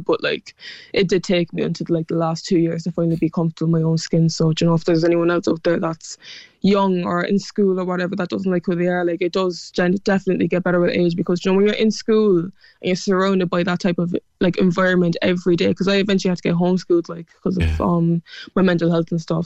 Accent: Cork, Munster, Ireland; accent: Cork; my Cork accent

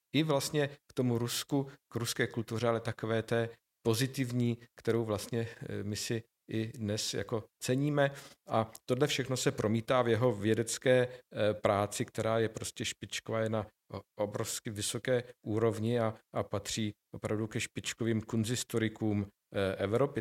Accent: Nové Město na Moravě, Vysočina Region, Czechia; moved away; also born or lived in Brno; já jsem člověk, který vyrostl spíše v malých poměrech, v malém městě, i když kulturním centru Vysočiny, já jsem z Nového města na Moravě

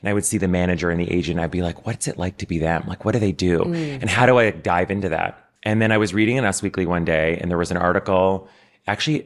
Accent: Ottawa, Ontario, Canada; moved away as an adult; now in New York, United States; So I grew up in Ottawa, which is the nation's capital

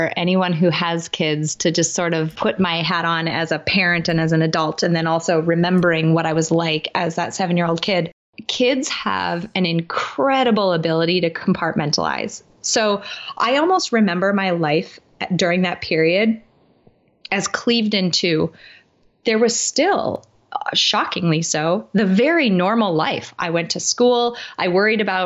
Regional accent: Midwest, United States; I grew up in the Midwest in the United States

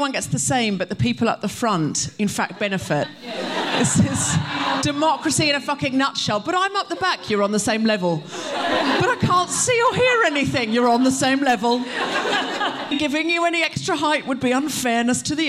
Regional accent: Australia; now in United Kingdom; I was raised in Australia

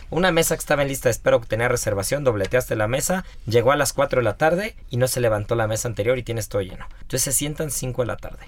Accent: Mexico; yo soy mexicano

